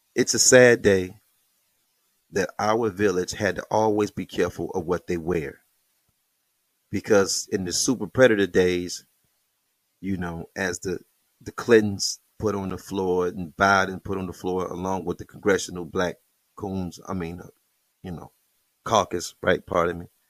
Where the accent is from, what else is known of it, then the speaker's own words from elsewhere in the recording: Detroit, Michigan, United States; I'm from Plymouth